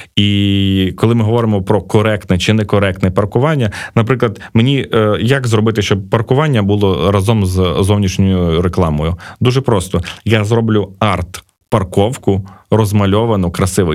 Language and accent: Ukrainian; Uzhhorod, Zakarpattia Oblast, Ukraine; now in Kyiv, Ukraine; я уродженець Ужгорода